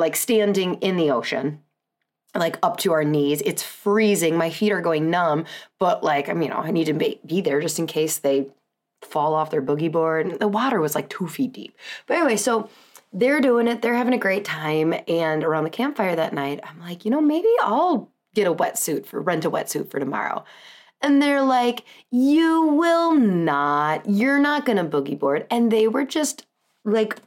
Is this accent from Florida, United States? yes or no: no; Southern California, United States; now in Wisconsin, United States; I was born in Southern California